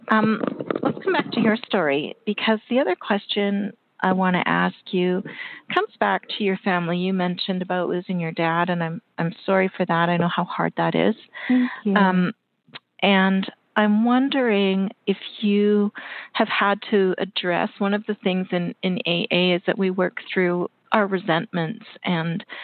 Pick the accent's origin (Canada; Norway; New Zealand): Canada; and You know, I'm Canadian, so I love to promote Canadian authors.